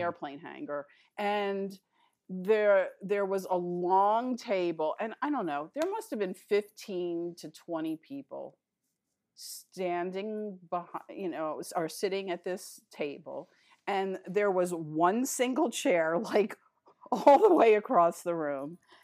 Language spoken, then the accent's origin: English; Philadelphia, Pennsylvania, United States; moved away as an adult; also born or lived in New York City / Queens / Los Angeles; I was pretty much raised in Philadelphia